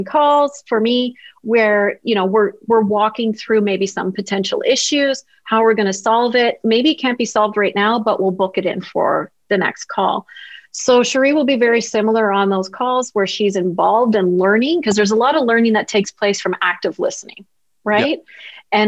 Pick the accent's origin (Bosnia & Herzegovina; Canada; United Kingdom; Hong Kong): Canada; being the Canadian I am